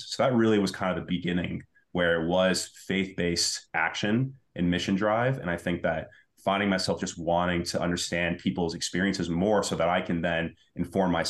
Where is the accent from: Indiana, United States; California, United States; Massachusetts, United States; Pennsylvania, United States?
Massachusetts, United States; Medford; but I grew up in Medford. I kind of matured, went through the kind of experiences of younger younger mm-hmm. life here in Medford.